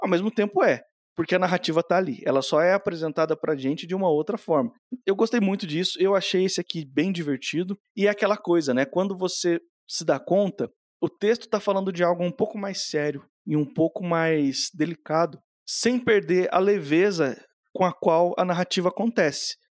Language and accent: Portuguese; Brazil; A gente cresceu no Brasil, a gente, a gente conhece essa galera.